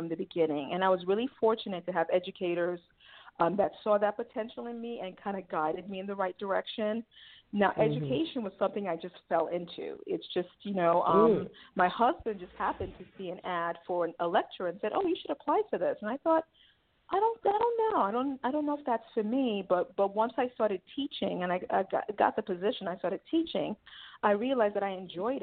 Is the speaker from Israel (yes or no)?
no; Nigeria; now in United States; Yes, I'm originally from Nigeria. So in 1988, I came to the United States with my mom and my two brothers